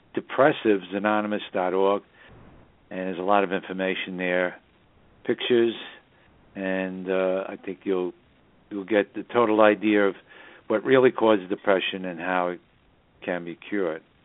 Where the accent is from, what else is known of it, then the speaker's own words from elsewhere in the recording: New York City, New York, United States; now in Hudson Valley, United States; the northern suburbs of New York City, my hometown